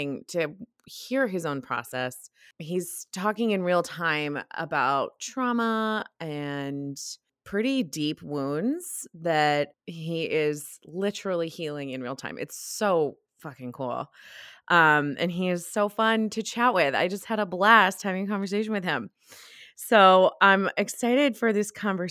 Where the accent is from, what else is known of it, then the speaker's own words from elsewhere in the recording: United States; accent: American; my American accent